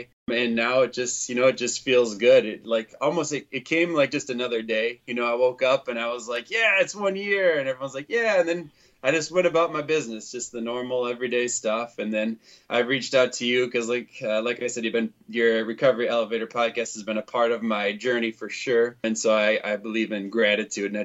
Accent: Winona, Minnesota, United States; now in Cottage Grove, United States; I grew up in Winona, Minnesota, and now I live in Cottage Grove, Minnesota

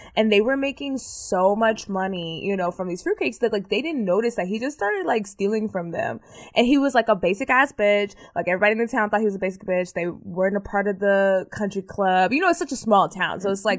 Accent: Terrell, Texas, United States; born there; Because I was born in Terrell.

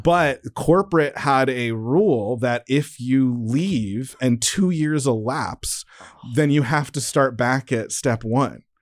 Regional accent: San Diego, California, United States; moved away; Growing up in San Diego

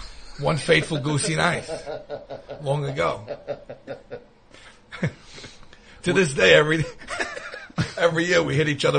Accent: Staten Island, New York, United States; I split my time between Rosebank and St. George by the ferry.

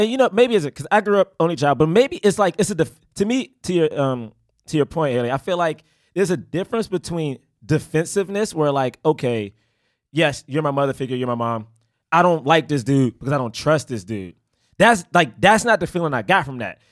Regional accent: Washington, District of Columbia, United States; I grew up in Southeast D C

